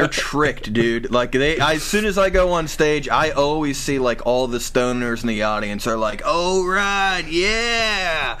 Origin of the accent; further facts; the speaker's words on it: Indiana, United States; I'm from Indiana. Like, you know, I'm in my mid-30s, and we all grew up on … okay. Where I'm from, man.